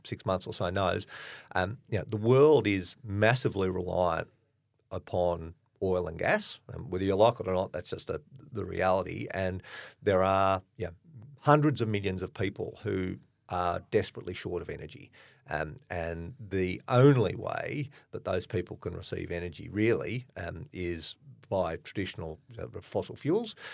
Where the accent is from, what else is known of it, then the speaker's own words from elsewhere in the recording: Australia; I'm clearly Australian